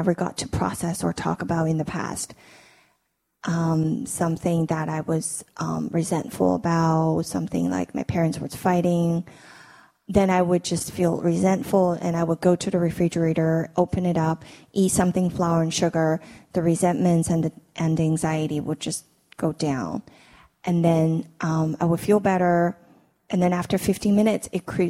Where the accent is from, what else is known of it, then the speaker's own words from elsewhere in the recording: China; moved away as an adult; now in United States; I grew up in China